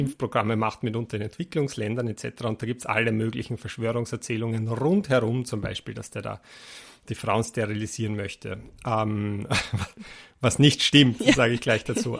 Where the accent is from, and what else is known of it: Austria